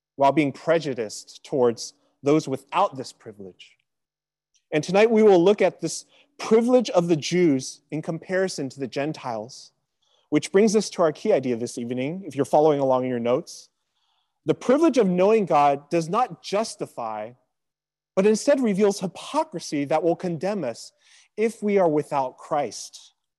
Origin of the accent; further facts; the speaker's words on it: Sacramento, California, United States; also born or lived in Riverside, California; my hometown back in Sacramento